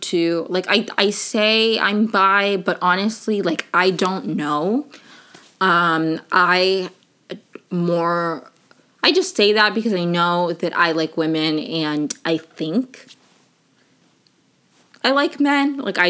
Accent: Maryland, United States; also born or lived in Venezuela; I'm originally from Venezuela, but I grew up in Maryland right outside of DC.

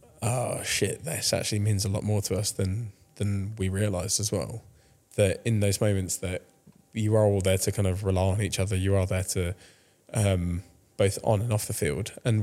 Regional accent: France; now in United Kingdom; Yeah, so I started playing when I was grew up in France, but then moved back to the UK, 2005.

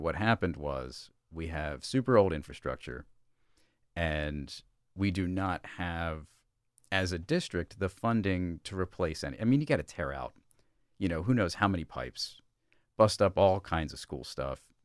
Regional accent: Brandywine Springs Manor, Delaware, United States; I grew up in, uh, Brandywine Springs Manor, which is off of Falkland Road

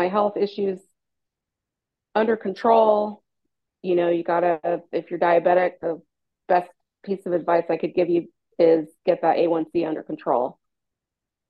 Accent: San Francisco Bay Area, California, United States; I'm from the San Francisco Bay Area in California, born and raised.

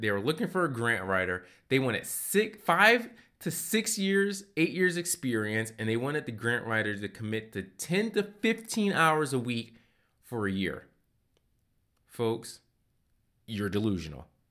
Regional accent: Philadelphia, Pennsylvania, United States; I grew up in Philadelphia, and one of the things I really enjoyed about living in the city of brotherly love

